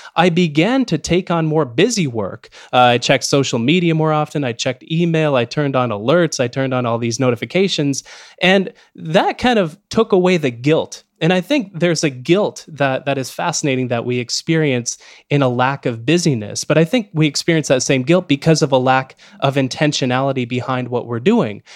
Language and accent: English; Canada; especially as a Canadian speaking to you from Canada